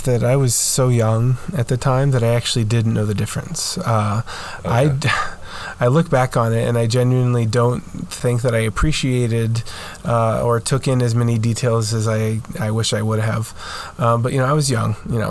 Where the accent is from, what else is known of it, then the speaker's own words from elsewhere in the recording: Romania; moved away; I do have quite a bit of memories growing up in Romania.